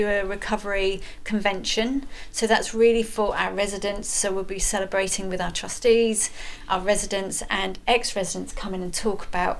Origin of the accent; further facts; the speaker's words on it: Edinburgh, Scotland, United Kingdom; I was born in Edinburgh